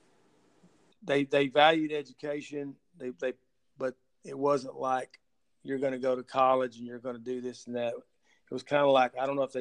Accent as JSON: {"language": "English", "town": "Dallas", "region": "Texas", "country": "United States", "tie": "born or raised there", "also_born_or_lived": "Mesquite, Texas / DeSoto, Texas", "said": "I was born and raised in Dallas, born in Dallas County, Baylor Hospital, and I spent my school years in Mesquite and DeSoto"}